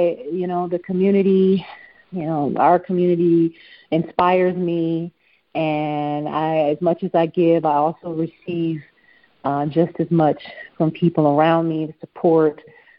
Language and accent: English; Detroit, Michigan, United States; growing up in Detroit and being raised in Detroit, I learned about how important having a global view is. I mean, Detroit is filled with cultures from around the world, and that exposure for me stayed with me